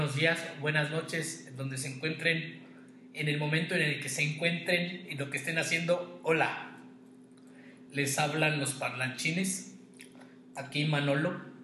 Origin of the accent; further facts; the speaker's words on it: Queréndaro, Michoacán, Mexico; yo les compartí que soy de Queréndaro